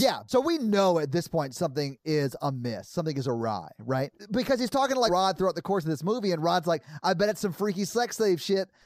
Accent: Nashville, Tennessee, United States; I've born and raised in Nashville

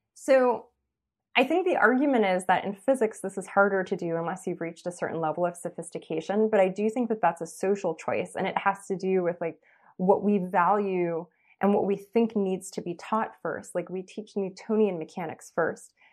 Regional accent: Los Angeles, California, United States; I grew up in East Los Angeles

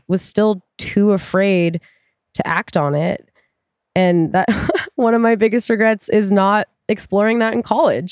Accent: Tacoma, Washington, United States; I grew up in Tacoma.

